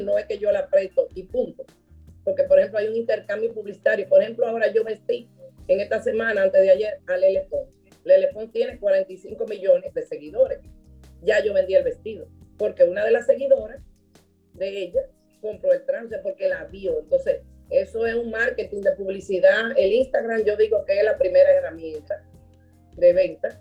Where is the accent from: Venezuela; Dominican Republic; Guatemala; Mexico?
Dominican Republic; mi papá era libanés, mi mamá dominicana, yo soy dominicana